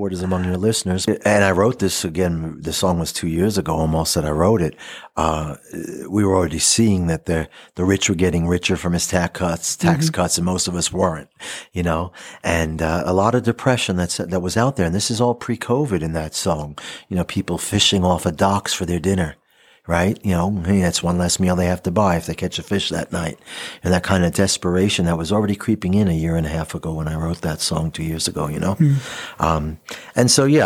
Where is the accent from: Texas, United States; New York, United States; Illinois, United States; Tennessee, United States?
New York, United States; Long Island; moved away as an adult; now in Ithaca, United States; I came out of the rock and roll, you know, scene in the 70s and 80s growing up in Long Island